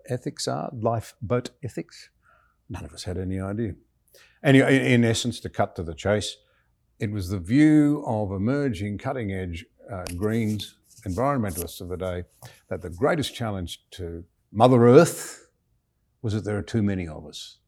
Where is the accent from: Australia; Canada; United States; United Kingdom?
Australia; I'm a young Australian fresh out of school